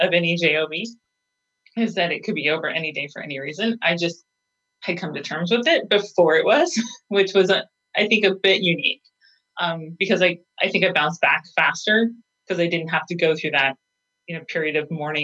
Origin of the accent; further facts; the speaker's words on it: Montana, United States; moved away; also born or lived in Phoenix / Boise; I'm originally from Montana